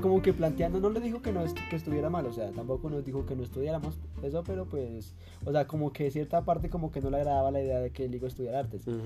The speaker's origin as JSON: {"language": "Spanish", "country": "Colombia", "tie": "born or raised there", "moved": "as an adult", "lives_now": "Tunja, Colombia", "said": "ahorita estamos en Tunja, como a cuatro horas de mi pueblo"}